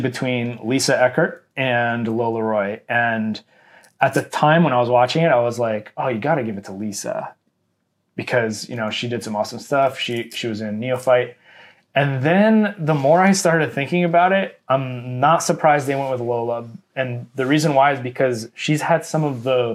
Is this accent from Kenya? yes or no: no; Canada; we are Canadian